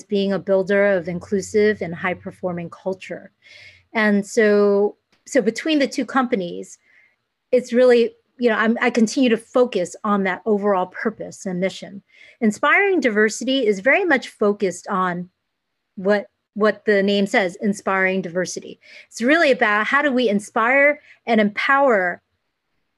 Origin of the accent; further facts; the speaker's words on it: United States; I am Asian American. I consider mm-hmm. myself really down the middle, half Asian, half American